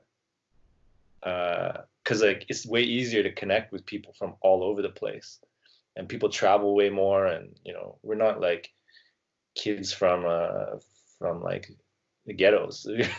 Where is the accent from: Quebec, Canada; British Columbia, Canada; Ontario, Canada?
British Columbia, Canada; Surrey; Like in Vancouver, all the good dancers, well, a lot of the good dancers, I come from Surrey, yeah.